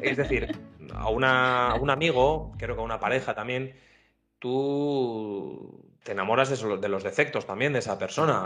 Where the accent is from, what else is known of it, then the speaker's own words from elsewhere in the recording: northern Spain, Spain; aquí, como somos más norteños, con ese espíritu un poco más cerrado